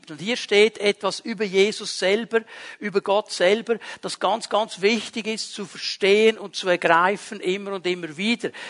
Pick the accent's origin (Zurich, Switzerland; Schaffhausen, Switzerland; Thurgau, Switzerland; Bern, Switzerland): Bern, Switzerland; Also wir Berner ja nicht. Bei uns in Bern gibt es das nicht.